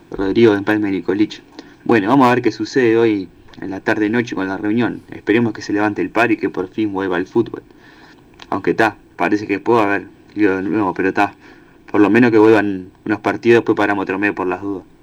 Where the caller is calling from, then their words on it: Ciudad de la Costa, Canelones, Uruguay; Buenas tardes muchachos … de la Ciudad de la Costa, los escucho siempre